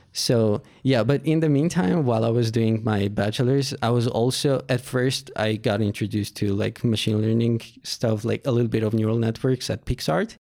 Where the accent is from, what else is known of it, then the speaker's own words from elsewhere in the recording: Yerevan, Armenia; I was born in Armenia, Yerevan. So, I went to school in Aipo High School